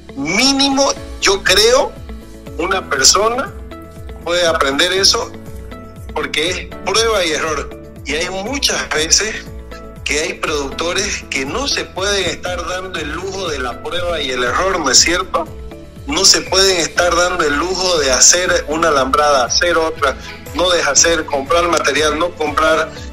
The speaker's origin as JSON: {"language": "Spanish", "region": "Santa Cruz", "country": "Bolivia", "said": "tenemos la zona de la chiquitanía"}